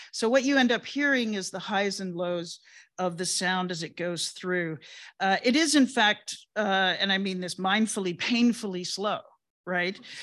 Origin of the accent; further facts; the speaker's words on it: England, United Kingdom; moved away; I was born in England and I grew up in England